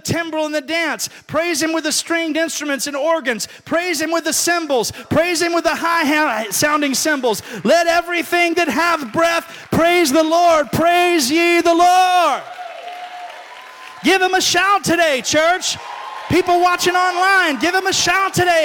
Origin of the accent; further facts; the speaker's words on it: Alabama, United States; moved away; when I was growing up in Alabama